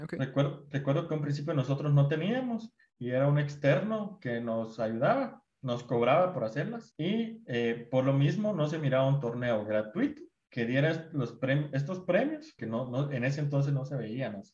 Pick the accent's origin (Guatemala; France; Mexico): Guatemala; como guatemaltecos